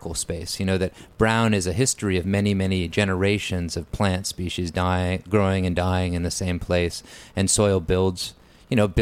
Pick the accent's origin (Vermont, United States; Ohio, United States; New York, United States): Vermont, United States; growing up in Vermont